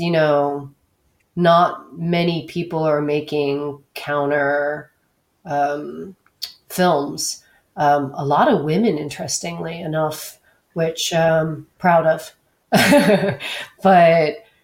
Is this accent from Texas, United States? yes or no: yes; Texas, United States; moved away; also born or lived in New York; I grew up in Texas